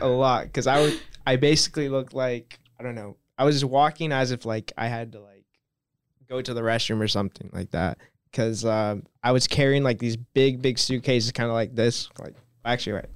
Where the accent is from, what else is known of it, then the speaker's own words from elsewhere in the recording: Los Angeles, California, United States; moved away as an adult; now in Stuttgart, Germany; I'm twenty-one years old, and I'm an exchange student from Los Angeles